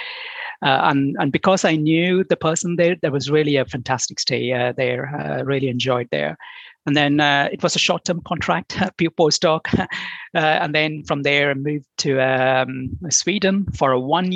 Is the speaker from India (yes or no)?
yes; India; moved away as an adult; also born or lived in Denmark / Brazil; now in United Kingdom; I'm originally from India, and then I did my bachelor and master's degree, chemical engineering and biochemical engineering in India